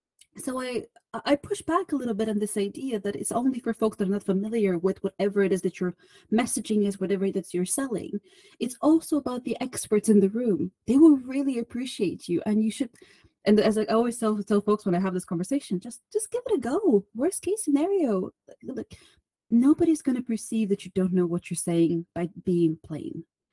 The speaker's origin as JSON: {"language": "English", "country": "Bulgaria", "lives_now": "United Kingdom", "said": "Originally, I'm from Bulgaria. But at the moment, you will find me at the beautiful part of the UK in the northeast"}